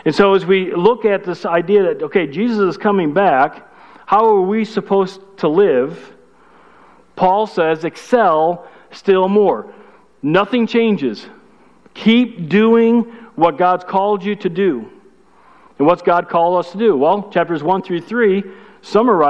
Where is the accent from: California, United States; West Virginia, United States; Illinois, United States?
Illinois, United States; Chicago; I'm from Chicago. That's good English from Chicago